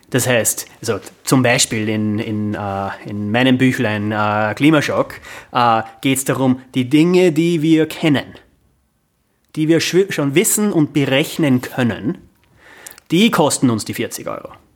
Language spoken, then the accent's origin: German; Amstetten, Lower Austria, Austria; moved away as an adult; now in New York, United States; ich bin in Amstetten aufgewachsen